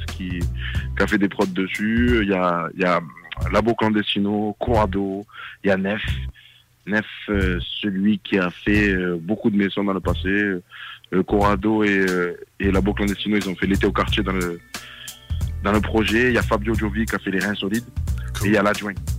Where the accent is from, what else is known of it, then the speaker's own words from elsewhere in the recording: Marseille, Provence-Alpes-Côte d'Azur, France; moi je viens de Marseille, Marseille 13e arrondissement, dans les quartiers nord.